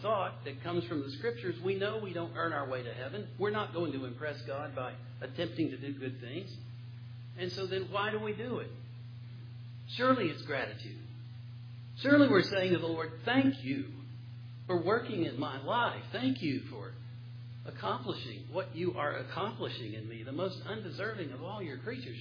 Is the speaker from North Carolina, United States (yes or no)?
yes; Western North Carolina, United States; I'm from Western North Carolina